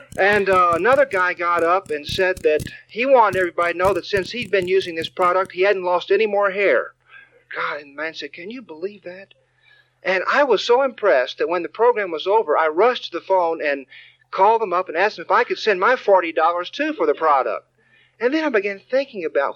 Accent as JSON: {"language": "English", "region": "Texas", "country": "United States", "tie": "born or raised there", "said": "David and I grew up in Texas"}